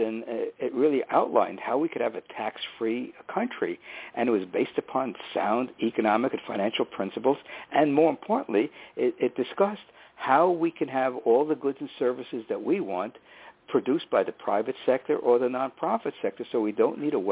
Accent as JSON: {"language": "English", "town": "New York City", "region": "New York", "country": "United States", "tie": "born or raised there", "also_born_or_lived": "Manhattan, New York", "said": "when I entered second grade when we moved from Manhattan to the Bronx"}